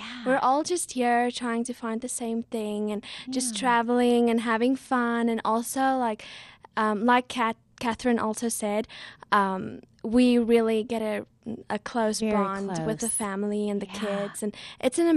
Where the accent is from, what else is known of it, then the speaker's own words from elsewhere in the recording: South Africa; moved away as an adult; now in United States; From South Africa